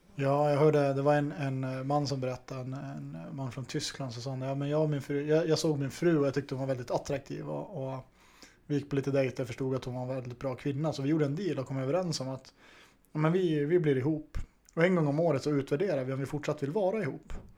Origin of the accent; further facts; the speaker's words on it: Norrland, Sweden; now in Stockholm, Sweden; den norrlänning jag är